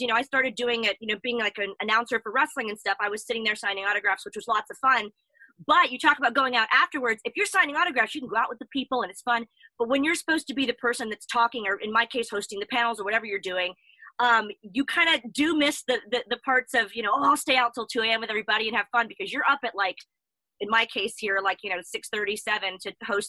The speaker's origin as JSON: {"language": "English", "town": "Orlando", "region": "Florida", "country": "United States", "also_born_or_lived": "Texas / California", "moved": "as an adult", "lives_now": "England, United Kingdom", "said": "I'm originally from Texas. I lived in SoCal a little bit, hence the … thing, and mostly from Orlando, Florida. But so my name makes no sense. I've been in England for about 3.5 years now."}